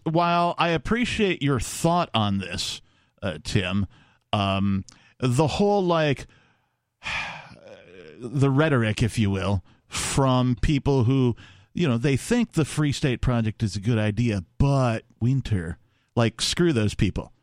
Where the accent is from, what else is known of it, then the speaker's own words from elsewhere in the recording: Wisconsin, United States; moved away as an adult; also born or lived in Minneapolis, Minnesota; now in New Hampshire, United States; growing up in Wisconsin and living in Minneapolis, Minnesota through some harsh winters